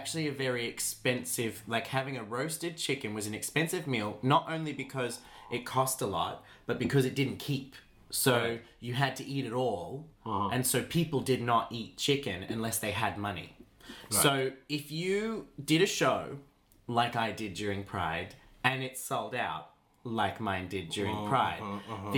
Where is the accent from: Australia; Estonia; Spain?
Australia; first language Geordie; moved away; I'm the first Australian, so my parents are Geordie.